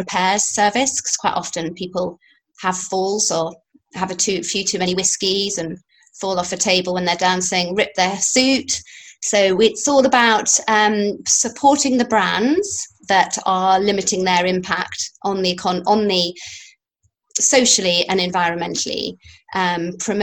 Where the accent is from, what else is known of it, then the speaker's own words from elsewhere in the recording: Yorkshire and the Humber, United Kingdom; a farmer's daughter from Yorkshire